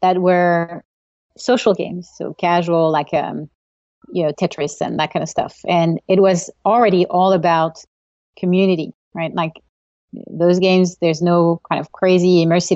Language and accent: English; France; moved away as an adult; now in California, United States; I grew up in Europe, grew up in France, and moved to California to get my MBA at Stanford like an eternity ago